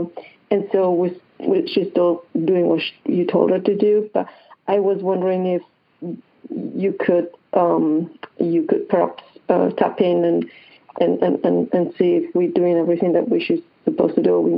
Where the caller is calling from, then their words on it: Hilton Head Island, South Carolina, United States; I'm calling from Hilton Head Island, South Carolina.